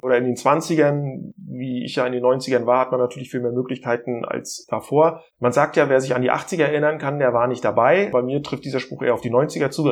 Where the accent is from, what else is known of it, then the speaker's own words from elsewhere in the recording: northern East Germany, Germany; Als Ossi